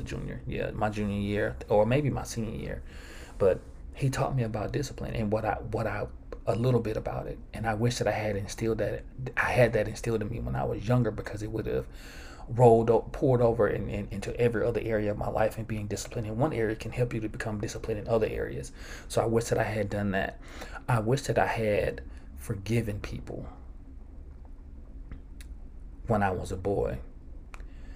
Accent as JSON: {"language": "English", "town": "Georgetown", "region": "Mississippi", "country": "United States", "tie": "born or raised there", "said": "growing up in Georgetown, Mississippi"}